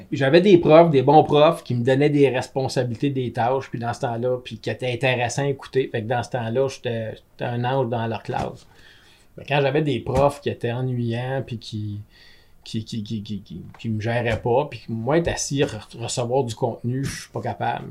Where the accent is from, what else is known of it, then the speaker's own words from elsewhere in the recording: Gatineau, Quebec, Canada; also born or lived in Germany; j'étais un Gatinois comme vous autres, mais moi j'étais allé un an en Allemagne